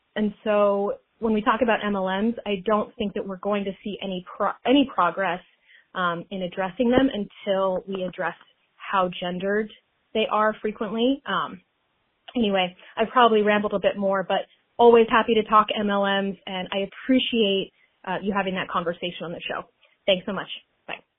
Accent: Utah, United States; now in Washington, D.C., United States; out of DC, but I'm from Utah originally

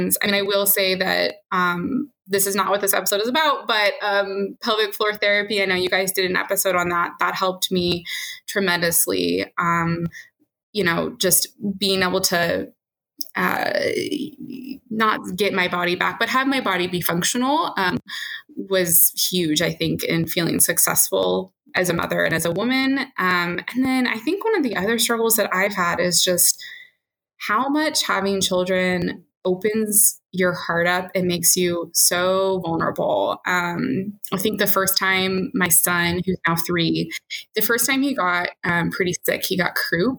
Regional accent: California, United States; also born or lived in East Coast; I grew up in California

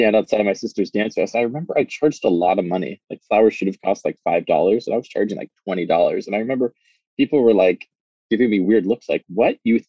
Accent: Los Angeles, California, United States; also born or lived in New York; now in Seattle, United States; So I was born in New York, but I'm not a real New Yorker. My parents are, though. They're real New Yorkers. When I was about 3 years old, they moved out to Southern California. So grew up on West Side Los Angeles, so Pacific Palisades, Santa Monica area.

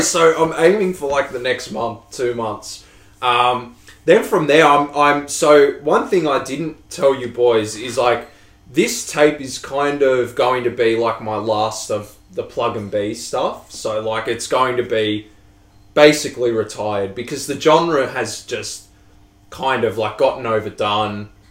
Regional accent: Australia; I'm Australian.

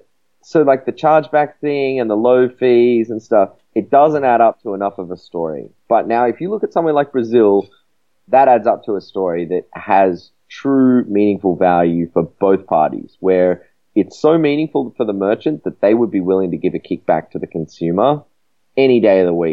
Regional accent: Australia; I'm from Australia

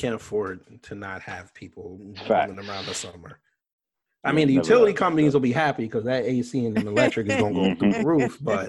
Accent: Hollis, Queens / Long Island, New York, United States; I was born in East New York, and my first 4 were in East New York. Then I went to Hollis, Queens, and then Long Island. Oh, right. And I live in Brooklyn

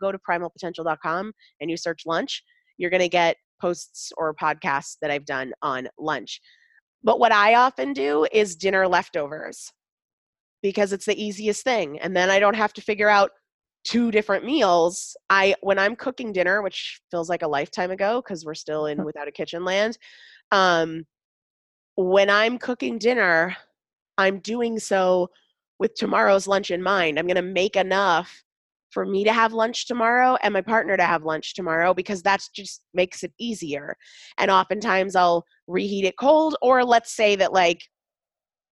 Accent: Sandwich, Massachusetts, United States

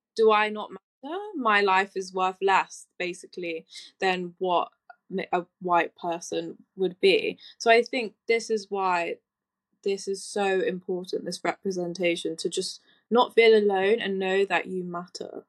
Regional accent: London, United Kingdom; I'm born and raised in East London

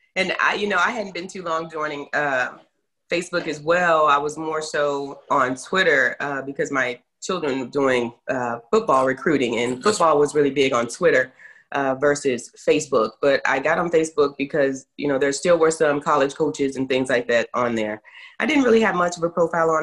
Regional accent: Terrell, Texas, United States; also born or lived in Garland, Texas; I was born in Terrell, Texas, you know, home of Jamie Foxx, and uh, was there until middle school. Then my parents transitioned, and we moved up in the Dallas metro area um, into Garland

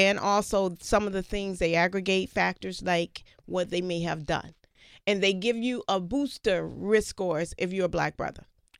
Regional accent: Louisiana, United States; I'm from Louisiana.

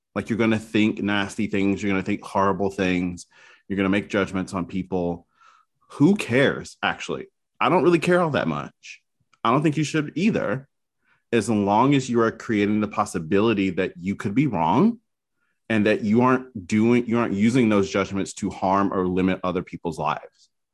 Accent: the South, United States; moved away; I'm originally from the South

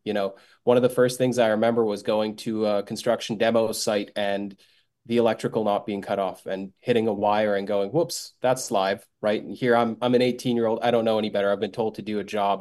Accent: Bosnia & Herzegovina; moved away; I am from Bosnia originally

